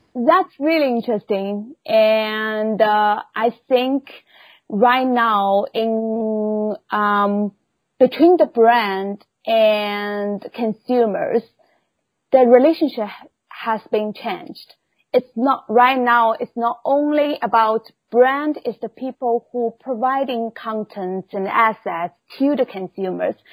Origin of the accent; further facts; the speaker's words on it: Shanghai, China; moved away; originally I was born in Shanghai of China.